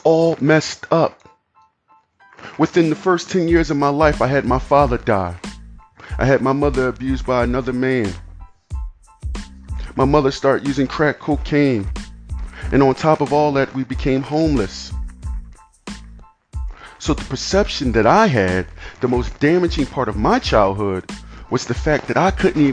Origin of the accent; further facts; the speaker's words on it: United States; I'm an American kid whose life was influenced by mind-altering circumstances like murder, abuse, addiction, and homelessness